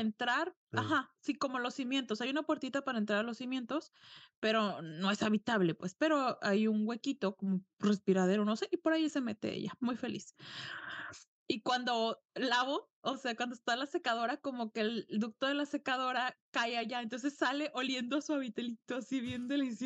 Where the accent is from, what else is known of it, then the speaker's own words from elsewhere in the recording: Mexico; yo nací en un pueblo y toda mi familia es de pueblo, entonces ya después me mudé